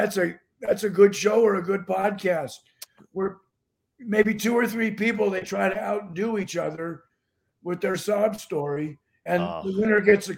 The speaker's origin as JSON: {"language": "English", "town": "Los Angeles", "region": "California", "country": "United States", "said": "I'm from"}